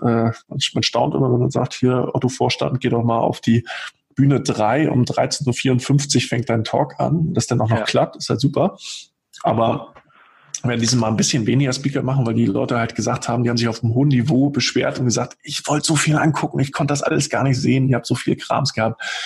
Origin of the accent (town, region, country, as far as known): Rostock, Mecklenburg-Vorpommern, Germany; born or raised there; now in Hamburg, Germany